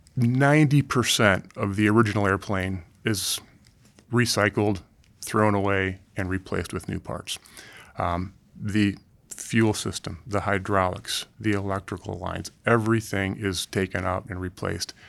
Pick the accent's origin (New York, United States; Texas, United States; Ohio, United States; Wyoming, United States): Ohio, United States; I grew up in the Midwest in Ohio